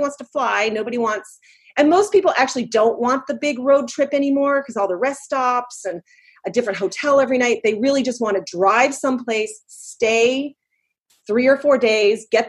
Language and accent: English; Fair Haven, New Jersey, United States; my hometown of Fairhaven, New Jersey